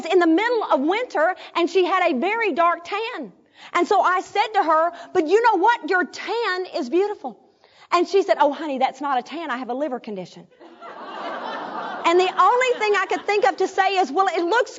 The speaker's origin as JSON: {"language": "English", "town": "Arkadelphia", "region": "Arkansas", "country": "United States", "tie": "born or raised there", "moved": "yes", "said": "my hometown in Arkadelphia"}